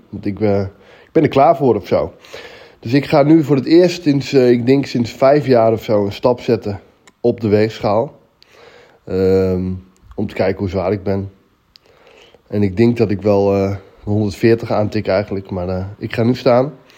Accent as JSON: {"language": "Dutch", "town": "Elburg", "region": "Gelderland", "country": "Netherlands", "said": "ik kom uit Elburg."}